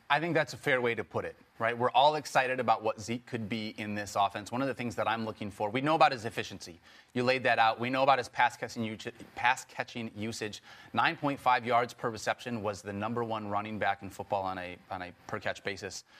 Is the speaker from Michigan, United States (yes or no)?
yes; Michigan, United States; I grew up from Michigan